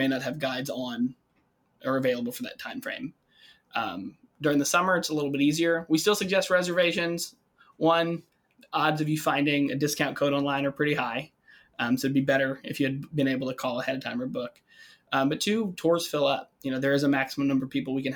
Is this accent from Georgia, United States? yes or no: no; Kentucky, United States; moved away as an adult; now in Lake Geneva, United States; Born and raised in Kentucky. Went to college there.